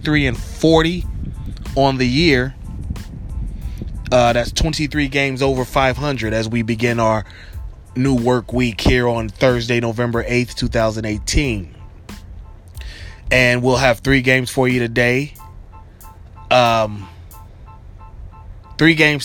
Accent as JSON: {"language": "English", "region": "Ohio", "country": "United States", "tie": "born or raised there", "said": "my home state, Ohio"}